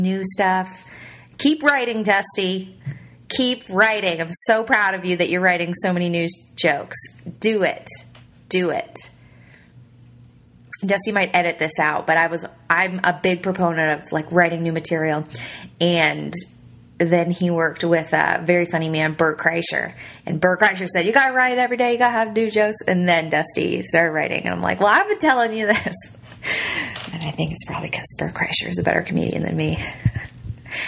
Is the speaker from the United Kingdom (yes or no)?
no; Ontario, Canada; moved away as an adult; now in Southern United States; my hometown in Ontario